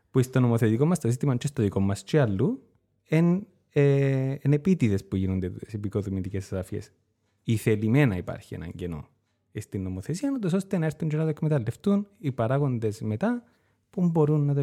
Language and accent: Greek; Cyprus; Ως Κύπριος πολίτης.